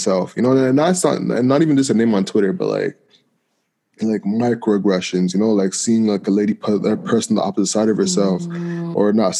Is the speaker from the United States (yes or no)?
no; Jamaica; And being Jamaican, like that's like the furthest thing you want to be, you know.